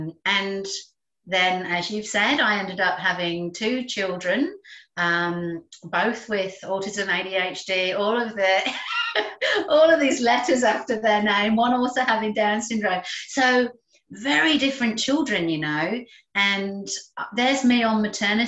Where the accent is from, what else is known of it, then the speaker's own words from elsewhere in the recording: England, United Kingdom; moved away as an adult; also born or lived in London; now in Australia; I'm English, and I trained with a good friend of mine and lived with her in London before. We both ended up in Australia